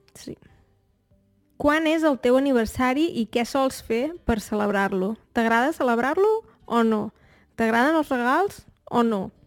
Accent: Torelló, Catalonia, Spain; Jo en realitat no sóc de Barcelona, sóc de Torelló, que és un poble que queda una hora i mitja de Barcelona

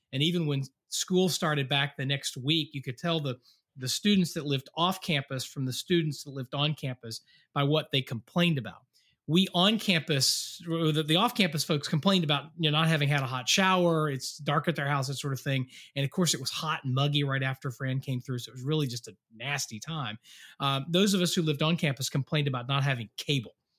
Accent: Western North Carolina, United States; moved away; I grew up in Western North Carolina

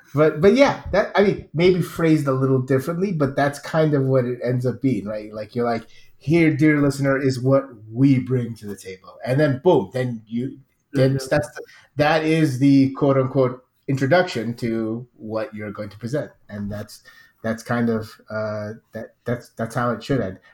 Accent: United States; I'm American

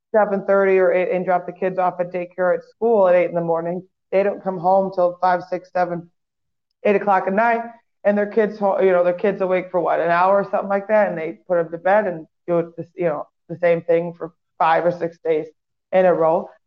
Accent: Waukegan, Illinois, United States; a local band in Waukegan, my hometown

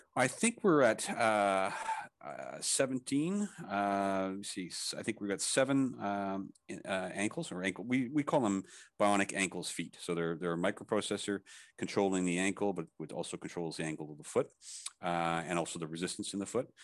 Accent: Canada; also born or lived in Thailand; I'm Canadian, but I, I, I live, uh, also in Thailand, so I'm back and forth

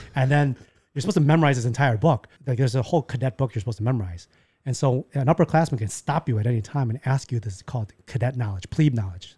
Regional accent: Chicago, Illinois, United States; moved away as an adult; now in Taiwan; I was born in Chicago

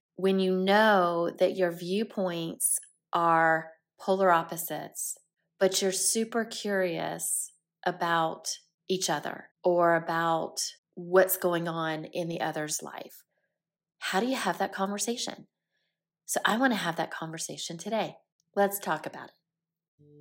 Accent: Columbia, South Carolina, United States; also born or lived in Aiken, South Carolina; I grew up in South Carolina, born and raised, heart of the South, deep South, was raised in Columbia, South Carolina

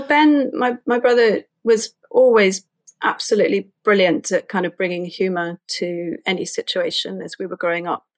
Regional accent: London, United Kingdom; I was raised in Islington in North London.

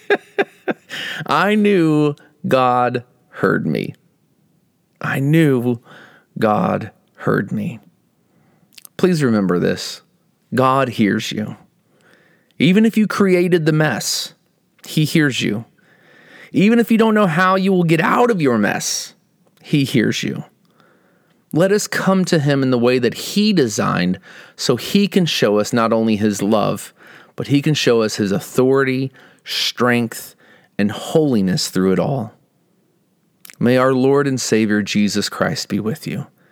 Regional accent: Midwest, United States; moved away as an adult; also born or lived in Iowa / Texas; now in Northern California, United States; we grew up in the Midwest and spent the majority of our adult lives in Iowa and Texas.

